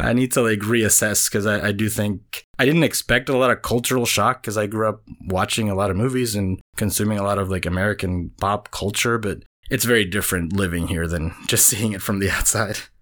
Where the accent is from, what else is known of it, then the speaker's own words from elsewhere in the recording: Venezuela; English is a second language; moved away as an adult; now in United States; I was born in Venezuela. I grew up there. That's where I'm from. I moved to the U S in twenty ten. I was twenty-one